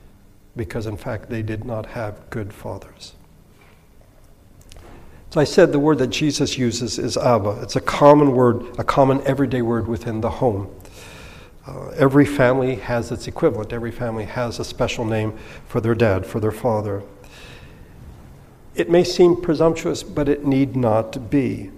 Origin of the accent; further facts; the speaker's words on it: Philippines; I attended an Anglican school growing up in the Philippines.